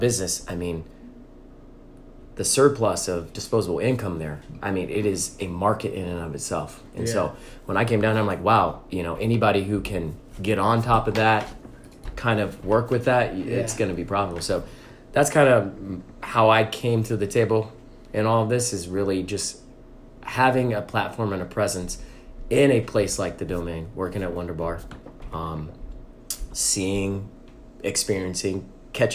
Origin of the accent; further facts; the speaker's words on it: Chicago, Illinois, United States; moved away as an adult; now in Austin, United States; I'm from Chicago